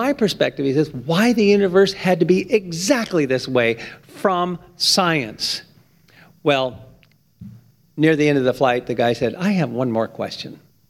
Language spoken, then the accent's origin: English; Canada; I'm a Canadian astrophysicist and a Christian